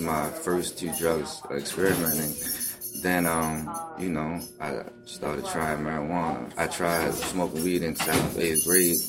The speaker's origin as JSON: {"language": "English", "town": "Baltimore", "region": "Maryland", "country": "United States", "tie": "born or raised there", "also_born_or_lived": "Philippines", "said": "I was born in the Philippines. Then I moved to Baltimore when I was 2 years old."}